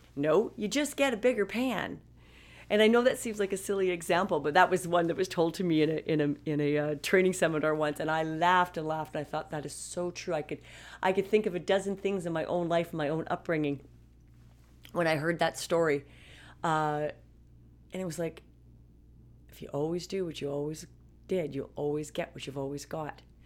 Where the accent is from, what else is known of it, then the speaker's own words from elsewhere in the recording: Canada; I'm a Canadian